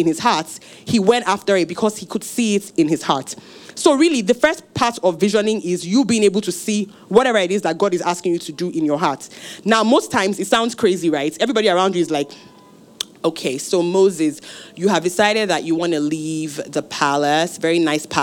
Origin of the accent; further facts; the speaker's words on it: Osun, Nigeria; I'm from Osun State, from a village with very red sand.